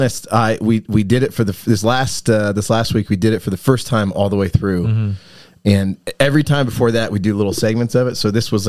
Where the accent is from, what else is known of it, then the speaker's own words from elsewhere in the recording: Southern California, United States; and so I grew up in Southern California